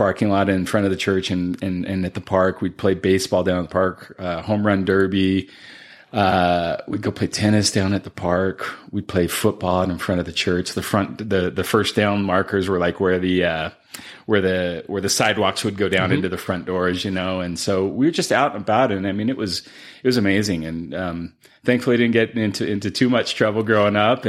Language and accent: English; Sandy, Utah, United States; also born or lived in Houston, Texas; I grew up down in Willow Creek, which is part of Sandy.